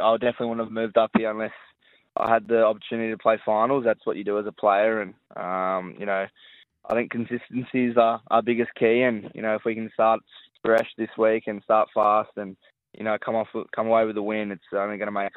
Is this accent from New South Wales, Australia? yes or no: yes; Sydney, New South Wales, Australia; moved away as an adult; now in Gold Coast, Australia; I grew up on the Northern Beaches, so, you know, it's pretty similar lifestyle up here